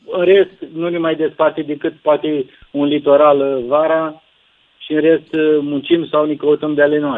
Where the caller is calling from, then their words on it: Bacău, Bacău County, Romania; sunt din Bacău.